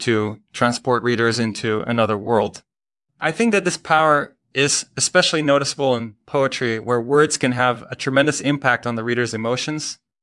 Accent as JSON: {"language": "English", "country": "Belgium", "moved": "as an adult", "lives_now": "United States", "said": "I'm originally from Belgium, but I've been living in the United States for the past few years."}